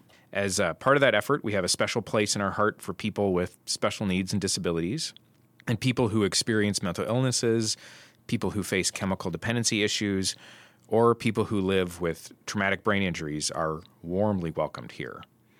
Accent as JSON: {"language": "English", "region": "Oregon", "country": "United States", "moved": "as an adult", "said": "I'm from Oregon and out on the West Coast, and there's almost no winter out there. So when I came to Minnesota in 1991 for college"}